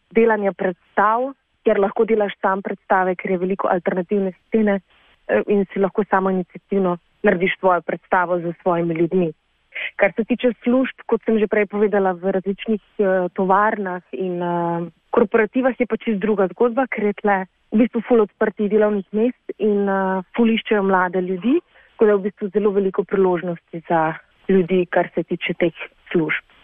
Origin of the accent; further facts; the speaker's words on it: Slovenia; moved away as an adult; also born or lived in Prague, Czech Republic; now in Czech Republic; nas, slovencev, ki pač angliško govorimo, vsi